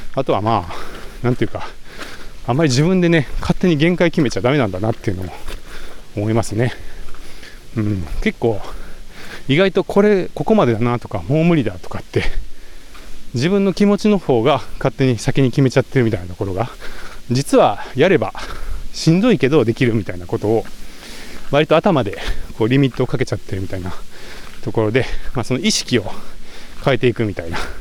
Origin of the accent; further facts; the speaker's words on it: Komono, Mie, Japan; moved away; also born or lived in Nagoya, Aichi; 生まれは名古屋なんですけど、え3歳かな、え違うか、5歳ぐらいか、から、えー、三重県に移り住んで、まあ、それから高校を卒業するまで、三重県菰野町っていうところで育ちました